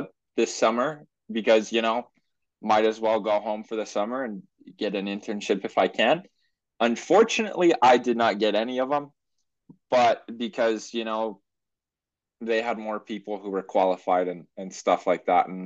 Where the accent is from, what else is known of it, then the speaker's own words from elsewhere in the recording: Portland, Oregon, United States; I grew up in Portland, Oregon